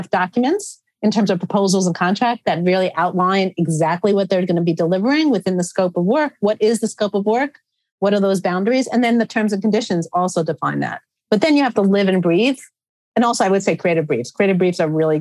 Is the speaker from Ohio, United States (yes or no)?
no; New York, United States; I am a New Yorker